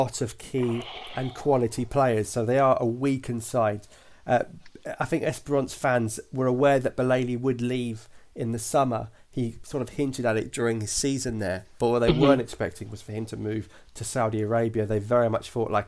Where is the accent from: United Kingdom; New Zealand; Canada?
United Kingdom; accent: British; I am got a British voice